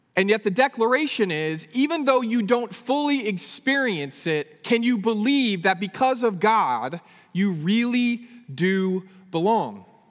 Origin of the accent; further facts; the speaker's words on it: Northern California, United States; moved away as an adult; also born or lived in Abilene, Texas; I grew up in Northern California.